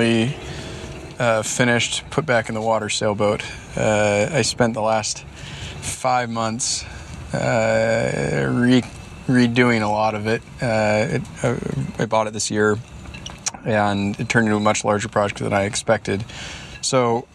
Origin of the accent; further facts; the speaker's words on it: Bainbridge Island, Washington, United States; also born or lived in Girona, Spain; straight west of us is Bainbridge Island, my hometown